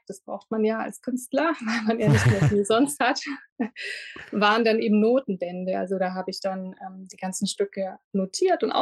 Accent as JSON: {"language": "German", "town": "Lindau", "region": "Bavaria", "country": "Germany", "said": "Ich komme aus Lindau am Bodensee und habe das große Glück, dass ich auch hier wieder leben darf."}